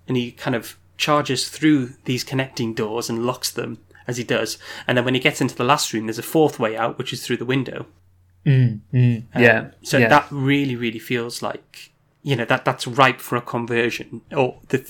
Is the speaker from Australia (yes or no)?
no; United Kingdom; As white British liberals.